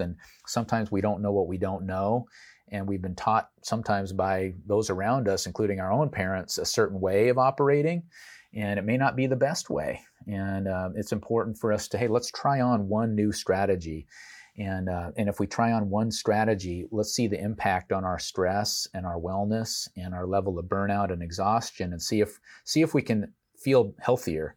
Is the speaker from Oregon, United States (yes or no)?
yes; Portland, Oregon, United States; I grew up in Portland, Oregon